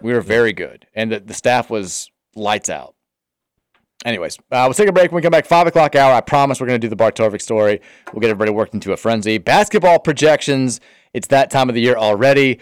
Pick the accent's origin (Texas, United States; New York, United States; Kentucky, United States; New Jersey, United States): Kentucky, United States; Louisville; I grew up in Brownsboro Farm out there off twenty-two